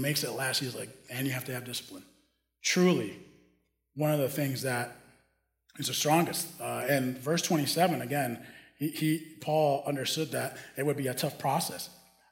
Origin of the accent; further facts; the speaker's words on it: Dominican Republic; moved away as an adult; also born or lived in Minneapolis, United States; now in United States; I grew up in the Dominican Republic